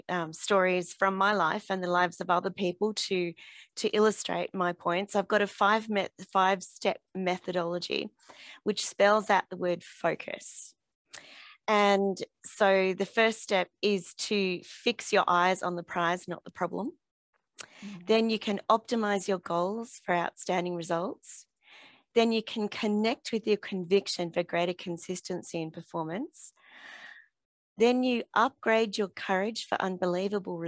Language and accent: English; Canberra, Australian Capital Territory, Australia; I'm from Canberra, Australia